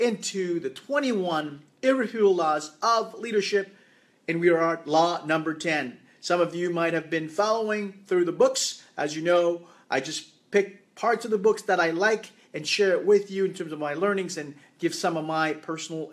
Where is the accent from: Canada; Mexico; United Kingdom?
Canada; I am from Canada.